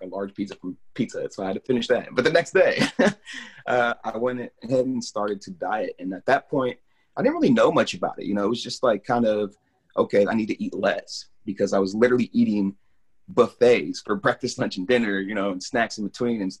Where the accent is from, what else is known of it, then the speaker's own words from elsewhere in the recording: Lawrence, Kansas, United States; also born or lived in Topeka, Kansas / Lenexa, Kansas; I pretty much grew up here my whole life. I was born in Kansas City, Missouri, and moved to Topeka briefly. But I've been in Lawrence since I was about 8 years old, off and on